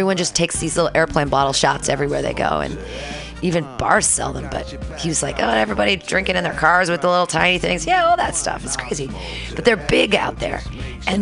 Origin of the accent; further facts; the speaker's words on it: Northern California, United States; also born or lived in San Diego, California / San Francisco, California; I was Northern California, then to San Diego, then back. I've never left California